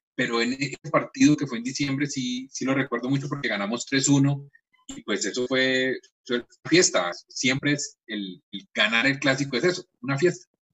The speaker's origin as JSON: {"language": "Spanish", "town": "Cartago", "region": "Valle del Cauca", "country": "Colombia", "tie": "born or raised there", "moved": "yes", "lives_now": "Cali, Colombia", "said": "yo nací en Cartago"}